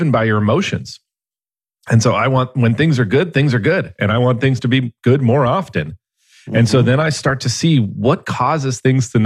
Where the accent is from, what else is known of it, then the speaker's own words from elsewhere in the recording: Los Angeles, California, United States; I grew up in San Fernando Valley of Los Angeles